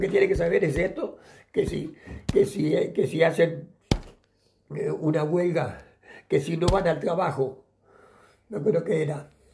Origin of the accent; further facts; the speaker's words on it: Mercedes, Soriano, Uruguay; moved away as an adult; yo nací en Uruguay el, el, 2 de julio de 1933, este, en, en, en una ciudad que se llama Mercedes, el capital del departamento soriano y allí, bueno, viví mi infancia en la campaña